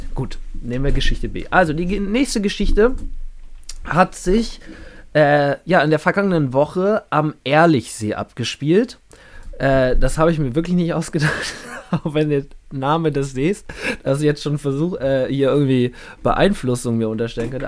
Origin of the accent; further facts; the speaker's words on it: Berlin, Germany; wir kommen beide aus Berlin